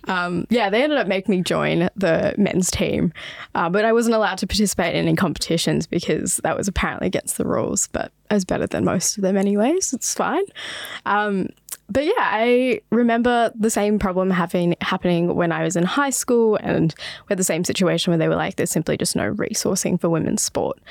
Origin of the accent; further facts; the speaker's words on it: Sydney, New South Wales, Australia; also born or lived in Botswana; growing up in Western Sydney